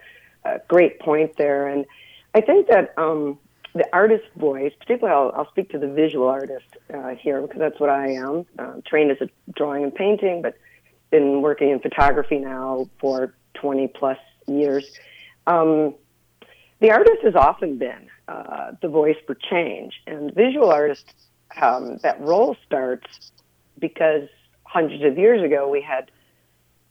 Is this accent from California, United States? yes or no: no; Chicago, Illinois, United States; now in Minneapolis, United States; I grew up in Chicago